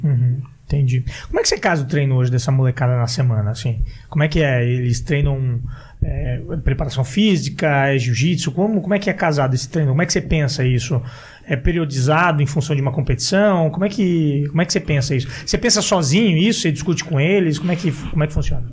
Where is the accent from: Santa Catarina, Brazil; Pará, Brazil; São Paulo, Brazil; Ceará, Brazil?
Santa Catarina, Brazil; eu sou de Santa Catarina